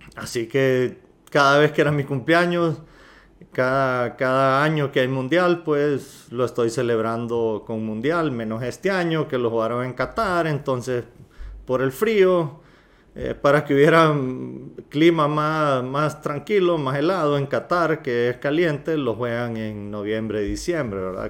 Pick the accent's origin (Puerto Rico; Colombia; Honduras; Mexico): Honduras; los que somos hondureños